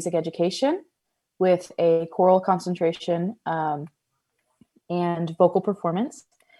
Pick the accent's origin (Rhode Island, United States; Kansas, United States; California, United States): Kansas, United States; Lawrence; I grew up in Lawrence, Kansas, and I just came back